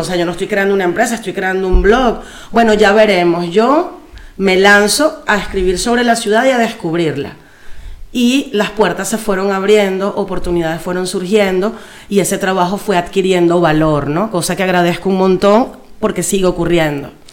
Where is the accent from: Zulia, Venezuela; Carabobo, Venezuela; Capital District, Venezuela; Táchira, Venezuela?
Capital District, Venezuela; Caracas; moved away as an adult; now in Madrid, Spain; Caracas es la ciudad donde yo nací y crecí